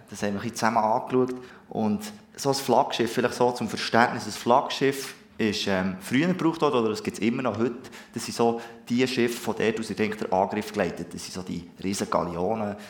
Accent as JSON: {"language": "German", "country": "Switzerland", "said": "Ich bin Schweizer"}